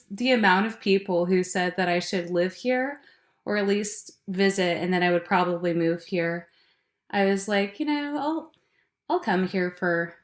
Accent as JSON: {"language": "English", "region": "Alaska", "country": "United States", "tie": "born or raised there", "moved": "yes", "lives_now": "Bellingham, United States", "said": "I grew up in Alaska"}